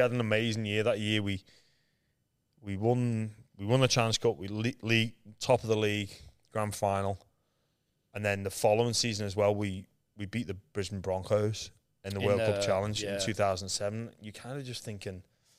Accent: England, United Kingdom; So what happened, when I was growing up in England, I'd never really been on, I don't think I'd ever been on a plane before.

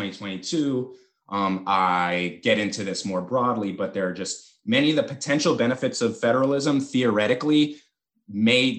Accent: San Francisco, California, United States; I'm from San Francisco, California. Like, I am the Bay Area hyphy movement Warriors fan

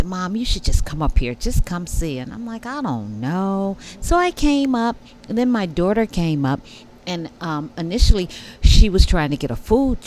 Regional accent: Detroit, Michigan, United States; moved away as an adult; also born or lived in Southern California; I was born in Detroit. Grew up in the 60s, the Motown

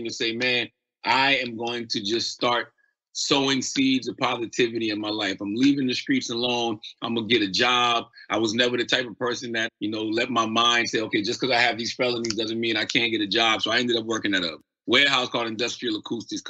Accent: Moncks Corner, South Carolina, United States; moved away; also born or lived in Charleston, South Carolina; I was living in Monk's Corner, South Carolina, where I'm from. I was born in Charleston, South Carolina, raised in Monk's Corner.

